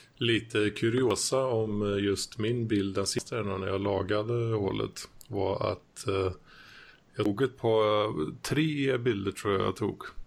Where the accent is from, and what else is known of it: Västergötland, Västra Götaland, Sweden